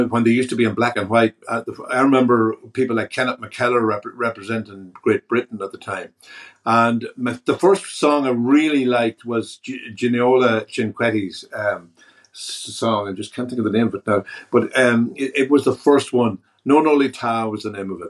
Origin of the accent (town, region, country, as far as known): Ballyshannon, Ulster, Ireland; born or raised there; also born or lived in Dublin